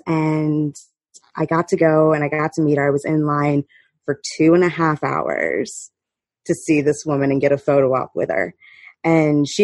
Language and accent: English; Florida, United States; I'm from Florida